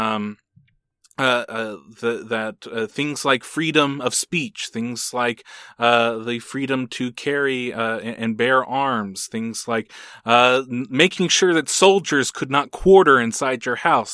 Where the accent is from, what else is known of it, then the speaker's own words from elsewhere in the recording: United States; In America, we at least have this ideal